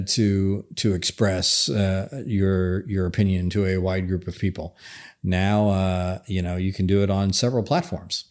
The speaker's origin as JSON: {"language": "English", "region": "Northern Kentucky", "country": "United States", "said": "I come from Northern Kentucky"}